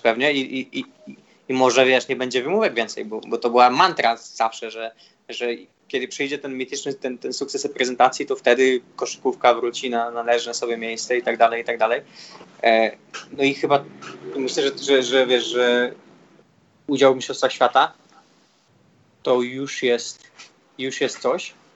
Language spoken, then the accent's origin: Polish; Poland; moved away; jestem z Polski